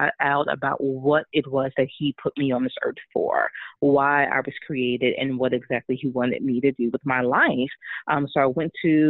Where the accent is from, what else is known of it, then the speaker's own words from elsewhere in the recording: Chicago, Illinois, United States; I'm actually born and raised in Chicago. I still live here now with my husband and my family